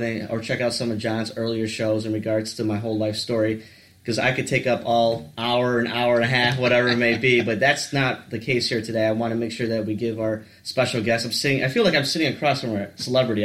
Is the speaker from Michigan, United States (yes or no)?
yes; Warren, Michigan, United States; I grew up in the South Side or the Metro Detroit area, basically, in the Warren area